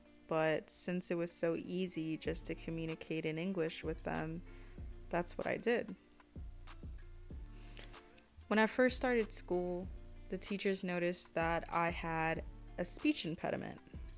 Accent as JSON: {"language": "English", "country": "United States", "first_language": "Spanish", "second_language": "English", "said": "You know, people would say that my first language was Spanish, but I never really understood that or identified with it. I'm first generation Mexican American, and I was third and youngest child in my family."}